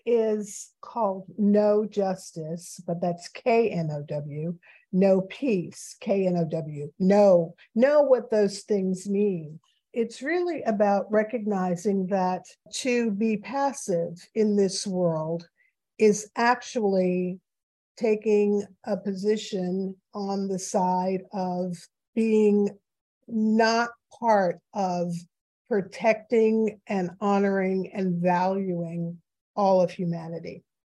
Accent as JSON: {"language": "English", "town": "New York City", "region": "New York", "country": "United States", "tie": "born or raised there", "said": "I grew up in New York City."}